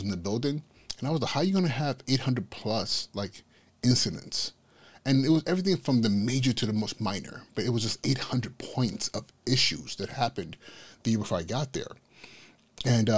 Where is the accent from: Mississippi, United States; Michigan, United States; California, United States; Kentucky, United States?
California, United States; Inglewood; moved away as an adult; now in New York City, United States; going up in Inglewood, California, which was primarily at that point in time a Blood Hood